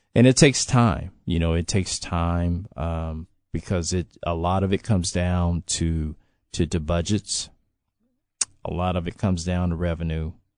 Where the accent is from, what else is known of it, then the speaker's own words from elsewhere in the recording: Los Angeles, California, United States; moved away; I can speak to what it was when I was growing up there.